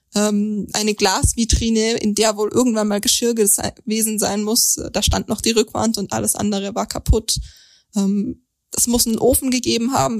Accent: Langenargen, Baden-Württemberg, Germany; Ich komme nämlich aus Langenargen

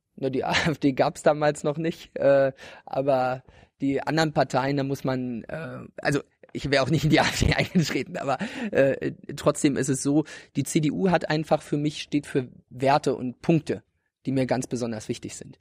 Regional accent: Ueckermünde, Mecklenburg-Vorpommern, Germany; also born or lived in Greifswald; Ich habe Abi gemacht 2011, genau. Ja in Öckermünde. Also ich komme sozusagen ganz aus dem Osten von Mecklenburg-Vorpommern, vom Stettiner Haff

